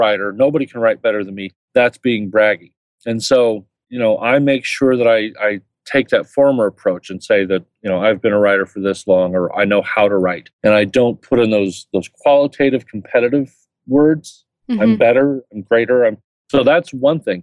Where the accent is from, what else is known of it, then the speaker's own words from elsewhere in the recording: Indiana, United States; I'm from Indiana